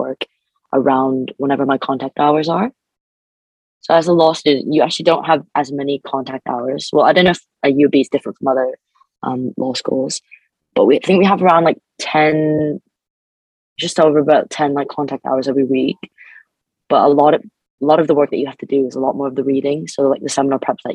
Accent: Canada; moved away as an adult; now in United Kingdom; I'm an international student, so I'm from Canada.

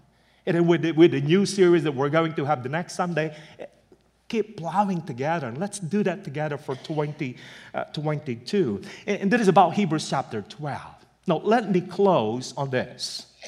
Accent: Pennsylvania, United States; moved away; Maybe they thought because we're from Pennsylvania, we're used to it. That's the reason why we left Pennsylvania.

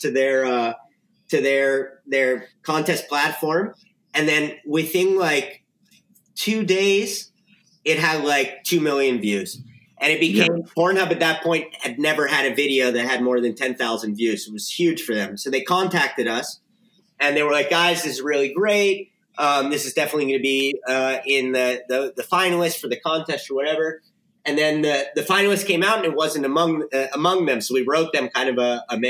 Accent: Miami, Florida, United States; moved away as an adult; now in Spain; So I'm originally from Miami, Florida

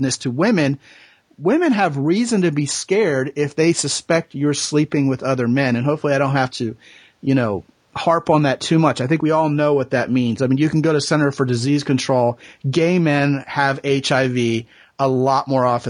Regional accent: Texas, United States; I'm a Texan

